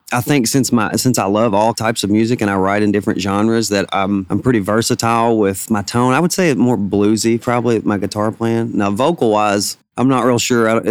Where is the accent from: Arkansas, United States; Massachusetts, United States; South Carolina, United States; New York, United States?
Arkansas, United States; Bald Knob; It's a little town called Bald Knob, Arkansas.